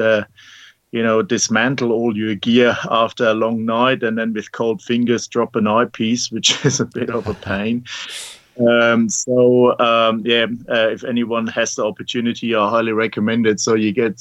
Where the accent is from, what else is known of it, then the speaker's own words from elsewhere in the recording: Germany; moved away as an adult; now in Mornington, Australia; as you may recognize from my accent, I'm not born in Australia, originally from Germany, and I came out here 22 years ago this year.